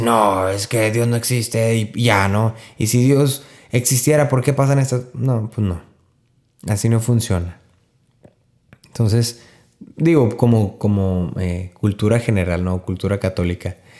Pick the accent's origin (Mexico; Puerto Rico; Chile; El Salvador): Mexico; northern Mexico; soy norteño